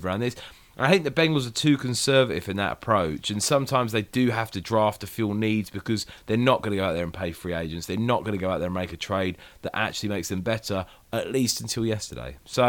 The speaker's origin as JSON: {"language": "English", "region": "London", "country": "United Kingdom", "said": "I'm from North London"}